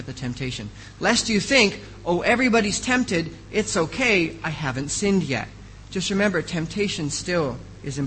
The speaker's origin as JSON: {"language": "English", "country": "United States", "moved": "yes", "said": "I am an American"}